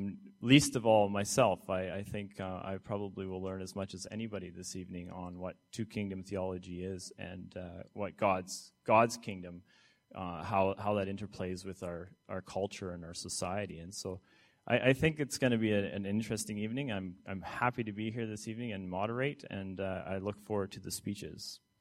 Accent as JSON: {"language": "English", "country": "Canada", "said": "And I'm from Canada."}